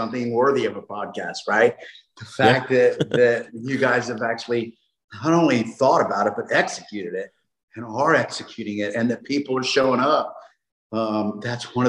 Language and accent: English; Gainesville, Florida, United States; here in Gainesville.